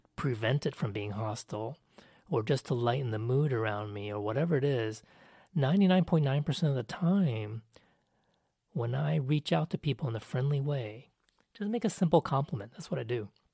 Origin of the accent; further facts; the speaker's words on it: United States; I'm Asian American